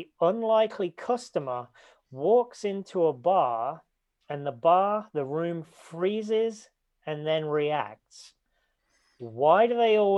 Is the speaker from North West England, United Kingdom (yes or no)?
no; a little village near Leicester, East Midlands, United Kingdom; I'm from a little village, but it's the city nearby